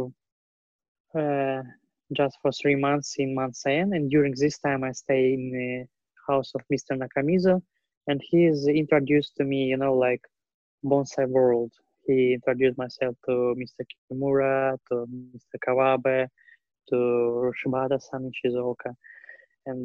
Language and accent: English; near Vladivostok, Primorsky Krai, Russia; English is a second language; moved away as an adult; now in Japan; I'm directly from Vladivostok, not from Vladivostok, near from Vladivostok. It's a village, Garonki village